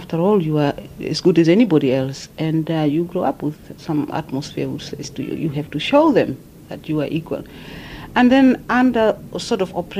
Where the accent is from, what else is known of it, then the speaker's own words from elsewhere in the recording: Fransfontein, Kunene, Namibia; moved away as an adult; also born or lived in Otjiwarongo, Namibia / Warsaw, Poland; born in Francfontein. And I grew up there with my grandmother. And usually it's our tradition that your grandparents take you. They don't want you to stay in the towns. And when I was 12, my mother came and picked me up. And I grew up in Ochwarongo